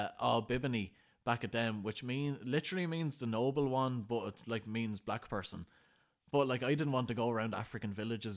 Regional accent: Ireland; You know, growing up in Ireland, anyone called Pa is old.

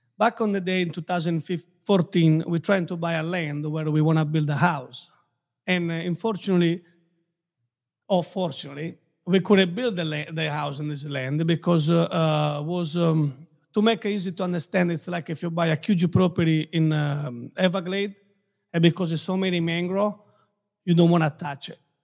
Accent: Castelsardo, Sardinia, Italy; now in Naples, Florida, United States; Born and raised in Sardinia

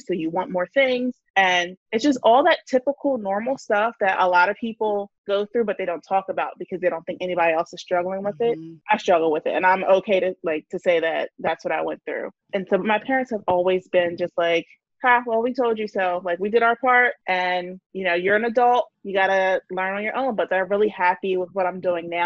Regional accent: New Jersey, United States; I'm from New Jersey and I run Money and Momming.

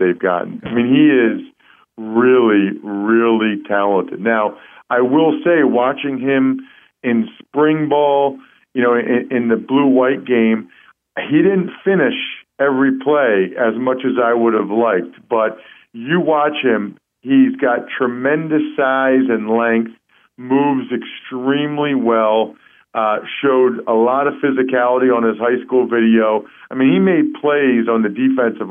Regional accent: Reading, Pennsylvania, United States; my hometown in Reading, Pennsylvania

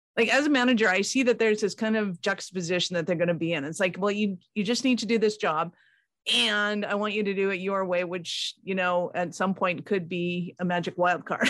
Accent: Canada; I'm Canadian

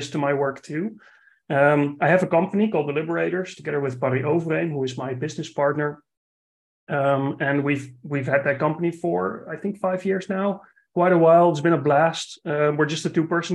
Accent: Netherlands; another non-North American accent because I'm from the Netherlands.

